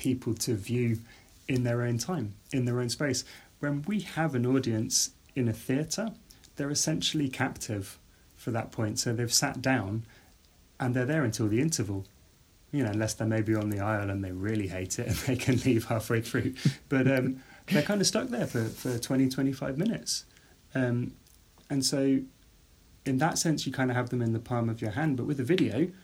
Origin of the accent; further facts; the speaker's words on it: outside Birmingham, West Midlands, United Kingdom; I grew up outside Birmingham.